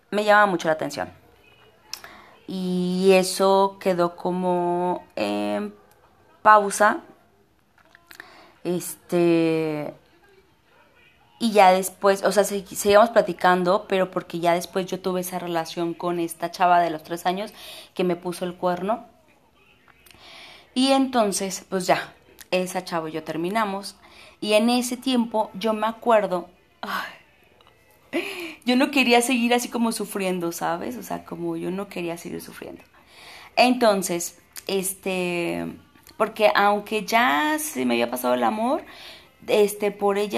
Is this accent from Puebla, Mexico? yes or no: yes; Puebla, Mexico; que yo soy de, de Puebla. Ay, de Puebla.